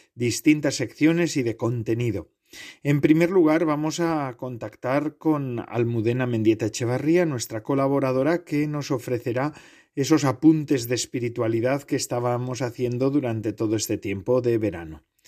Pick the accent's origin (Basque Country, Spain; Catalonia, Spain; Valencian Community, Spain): Basque Country, Spain; near Lekeitio; en mi pueblo, bueno, cerca de mi pueblo, yo no soy exactamente de Lequeitio, pero eh, eh, soy muy cercano al Lequeitio